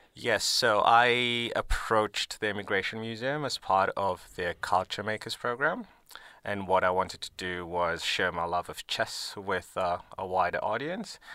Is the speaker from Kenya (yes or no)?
yes; Nairobi, Kenya; moved away as an adult; now in Melbourne, Australia; I grew up in Nairobi, Kenya